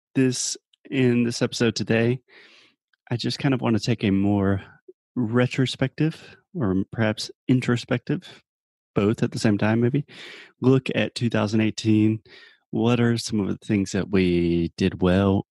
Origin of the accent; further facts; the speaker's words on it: Spartanburg, South Carolina, United States; Spartanburg, my hometown